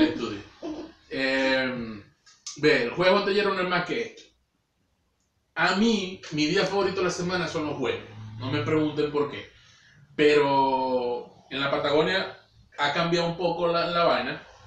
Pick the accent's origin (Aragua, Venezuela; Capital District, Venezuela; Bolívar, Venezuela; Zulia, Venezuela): Zulia, Venezuela; Maracaibo; moved away; hablando de mi tierra